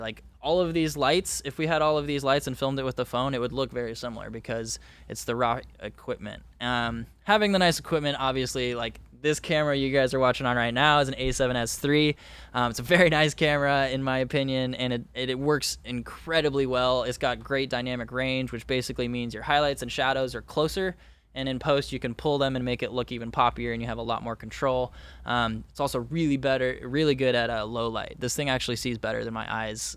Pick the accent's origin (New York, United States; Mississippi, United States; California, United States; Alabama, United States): California, United States; Orange County, Southern; born and raised in Southern California in Orange County